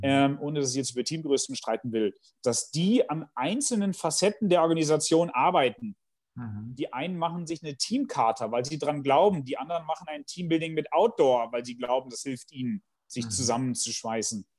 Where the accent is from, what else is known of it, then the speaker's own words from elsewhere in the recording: Bielefeld, North Rhine-Westphalia, Germany; ich komme aus Bielefeld